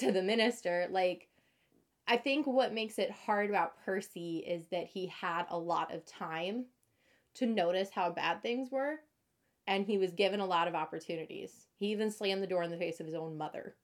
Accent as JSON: {"language": "English", "region": "Midwest", "country": "United States", "tie": "born or raised there", "said": "very Midwest to me because that's where I grew up"}